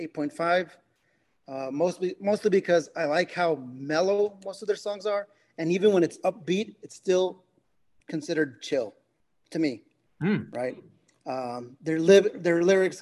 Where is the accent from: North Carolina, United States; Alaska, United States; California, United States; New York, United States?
California, United States; moved away; we grew up in California